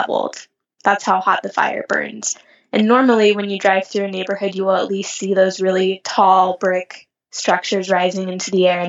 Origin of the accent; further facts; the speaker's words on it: Nebraska, United States; now in California, United States; I grew up in Nebraska